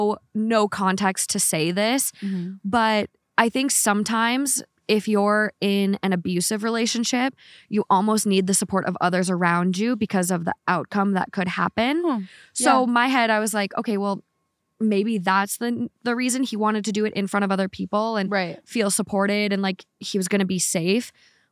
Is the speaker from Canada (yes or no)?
yes; Canada; I am Canadian.